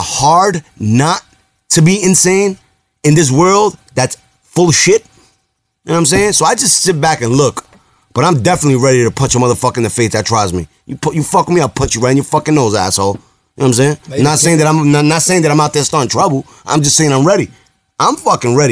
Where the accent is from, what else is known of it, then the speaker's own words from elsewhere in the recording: New York City, New York, United States; I'm Puerto Rican and Dominican, right? And I grew up in the Bronx